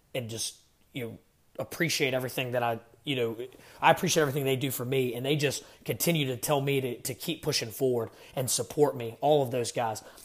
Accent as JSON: {"language": "English", "region": "Virginia", "country": "United States", "said": "I'm from Virginia"}